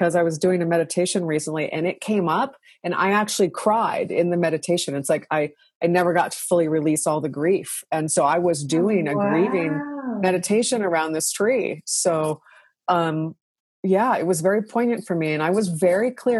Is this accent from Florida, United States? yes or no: no; Washington, United States; I grew up in Washington State, so we had a lot of rain